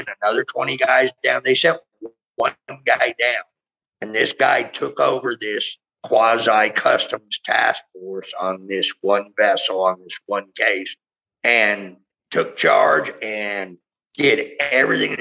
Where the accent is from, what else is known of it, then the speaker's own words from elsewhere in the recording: San Francisco, California, United States; moved away as an adult; also born or lived in Key West, Florida; that's my hometown